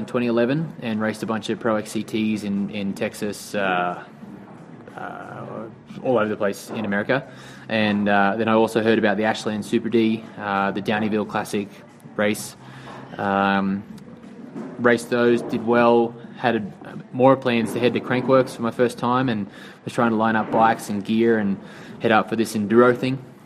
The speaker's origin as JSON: {"language": "English", "town": "Wollongong", "region": "New South Wales", "country": "Australia", "tie": "born or raised there", "moved": "as an adult", "lives_now": "Vancouver, Canada", "said": "I'm originally from Australia. I currently live in Vancouver, BC. And at the end of 2017, I'm moving back to Australia to my hometown of Wollongong"}